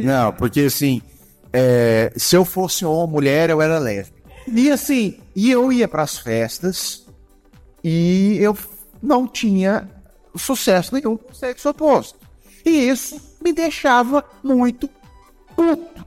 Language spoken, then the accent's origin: Portuguese; Goiânia, Goiás, Brazil; Somos de Goiânia